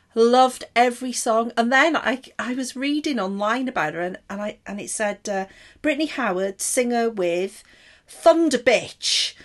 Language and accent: English; Welsh, Wales, United Kingdom; I'm Welsh as well